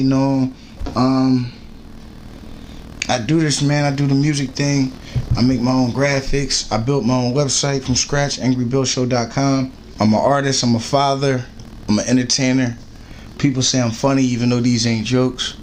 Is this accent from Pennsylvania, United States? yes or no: yes; Norristown, Pennsylvania, United States; Norristown, born and raised